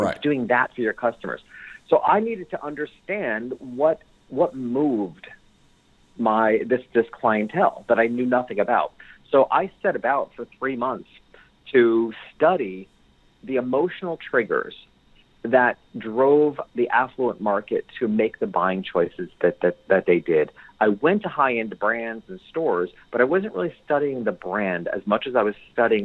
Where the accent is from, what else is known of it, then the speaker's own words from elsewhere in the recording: New York, United States; moved away; my hometown, which was a couple hours, small country town, a couple hours north of New York City